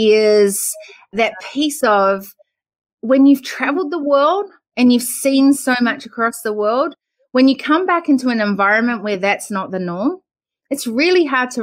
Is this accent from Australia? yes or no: yes; Australia; Which is the worst thing to say to an Australian, right? Where are you from in New Zealand? And so I would laugh because I'd be the foreign